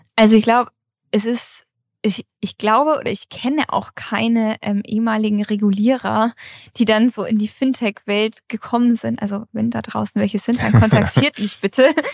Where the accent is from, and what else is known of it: Germany